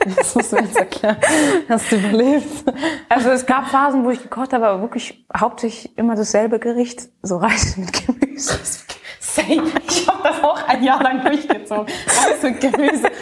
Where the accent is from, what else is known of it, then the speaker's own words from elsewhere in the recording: Pforzheim, Baden-Württemberg, Germany; moved away as an adult; now in Berlin, Germany; ich bin in Pforzheim aufgewachsen und geboren.